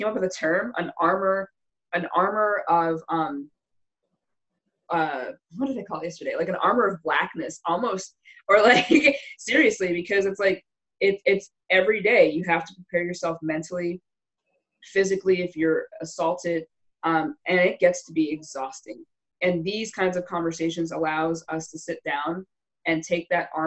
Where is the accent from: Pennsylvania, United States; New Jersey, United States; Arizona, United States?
Pennsylvania, United States; Wilkes-Barre; now in Carlisle, United States; I grew up in Wilkes-Barre, Pennsylvania. I grew up north by Scranton